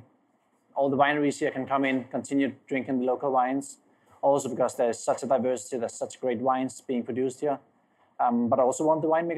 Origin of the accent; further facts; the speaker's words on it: Copenhagen, Capital Region of Denmark, Denmark; English is a second language; moved away as an adult; also born or lived in Dubai; now in California, United States; from Copenhagen, Denmark, where I'm born and raised